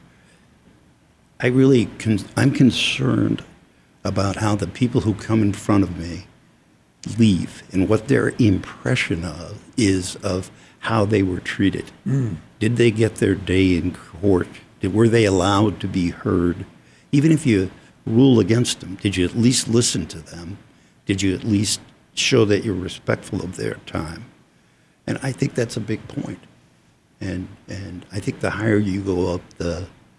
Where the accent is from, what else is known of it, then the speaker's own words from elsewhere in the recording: United States; also born or lived in Arizona; I like being an American and living in America and living in Arizona